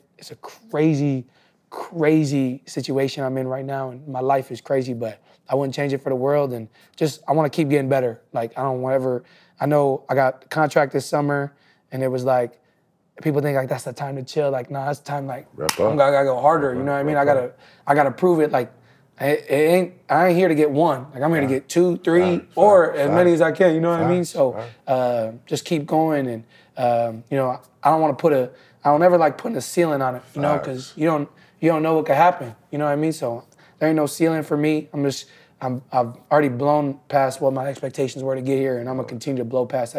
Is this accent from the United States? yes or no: yes; Oshkosh, Wisconsin, United States; moved away; I'm from Oshkosh. So I'm from like an hour and a half north of Milwaukee.